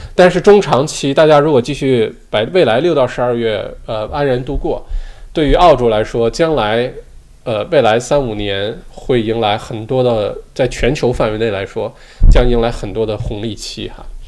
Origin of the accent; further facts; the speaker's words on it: China; now in Australia; 我小的时候在，在国内的时候就打冰球